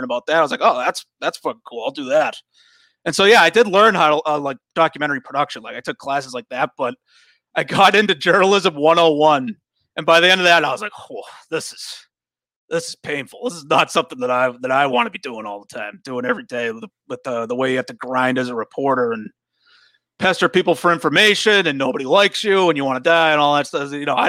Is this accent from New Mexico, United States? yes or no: no; North Andover, Massachusetts, United States; North Andover, Massachusetts.